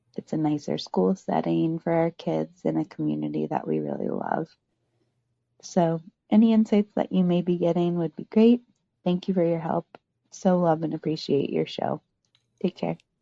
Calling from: New Hampshire, United States; I'm just calling from New Hampshire

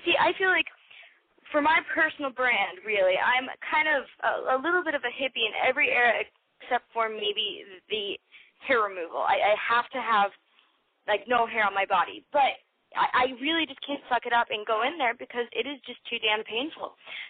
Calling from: Las Vegas, Nevada, United States; I am 23 from Las Vegas.

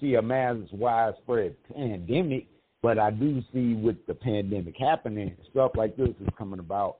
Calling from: Mesa, Arizona, United States; CEO. I'm calling from Sunny Mesa, Arizona.

